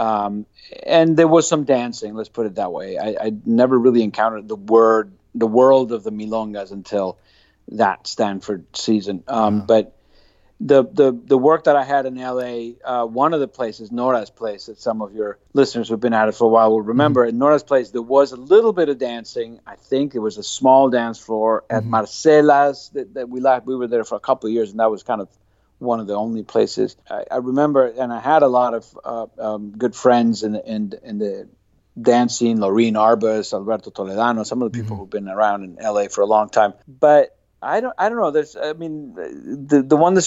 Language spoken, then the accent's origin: English; Buenos Aires, Argentina; moved away as an adult; also born or lived in Santa Cruz, California / Los Angeles; I moved from Buenos Aires, where I grew up, to Santa Cruz, California.